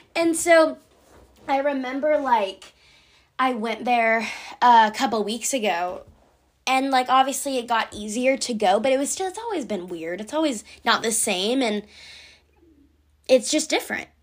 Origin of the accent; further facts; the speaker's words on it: near Atlanta, Georgia, United States; I live near Atlanta, but it's not a town.